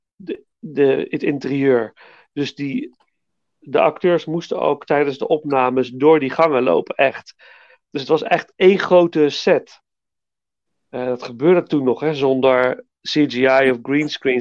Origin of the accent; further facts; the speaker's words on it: Nijmegen, Gelderland, Netherlands; liep altijd als kind langs alle bioscopen in Nijmegen